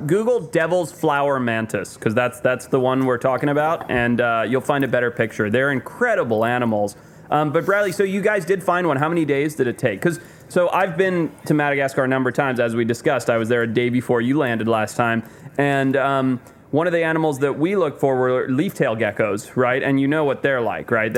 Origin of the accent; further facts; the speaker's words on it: Zimbabwe; moved away; I grew up in Zimbabwe